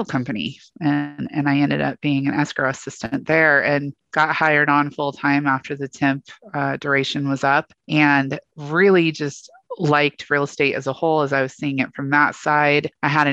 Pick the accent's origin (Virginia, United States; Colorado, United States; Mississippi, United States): Colorado, United States; Northern; also born or lived in Coos Bay, Oregon; I grew up in Northern Colorado. I was actually born in Coos Bay, Oregon.